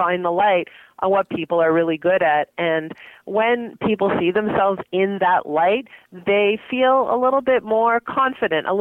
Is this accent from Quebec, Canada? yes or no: yes; Montreal, Quebec, Canada; now in Toronto, Canada; I grew up in Montreal